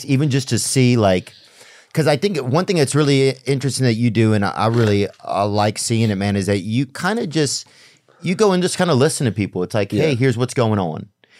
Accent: Covington, Louisiana, United States; Because in my town, I grew up in Covington, Louisiana, and they were making the polio vaccine in our town in like the 60s or something

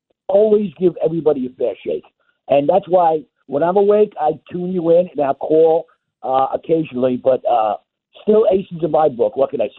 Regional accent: Nassau County, South Shore, New York, United States; now in South Carolina, United States; I grew up in Nassau County, Dom, South Shore

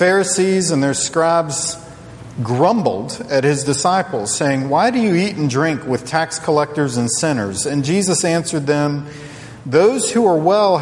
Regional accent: Charlottesville, Virginia, United States; I grew up in Charlottesville, Virginia

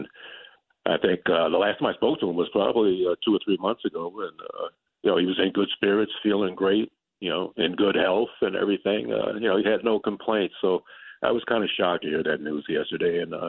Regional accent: California, United States; I grew up in California

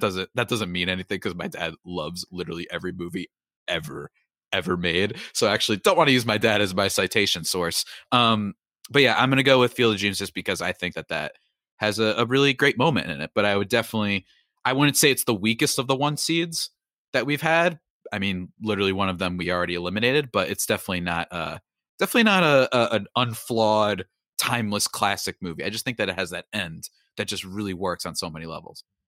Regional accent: New Jersey, United States; I'm from New Jersey

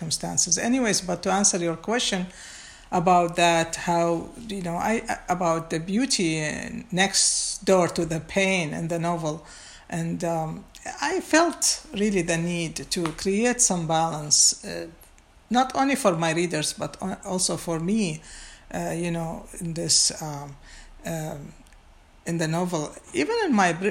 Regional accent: Baghdad, Baghdad Governorate, Iraq; moved away; I was born and raised in Baghdad

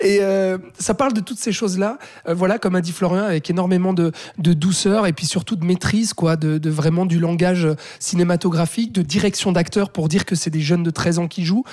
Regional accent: Switzerland; chez nous en Suisse

